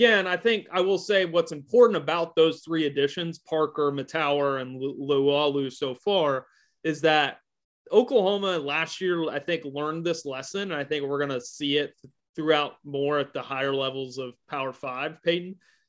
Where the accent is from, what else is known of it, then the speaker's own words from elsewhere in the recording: Edmonton, Alberta, Canada; I'm from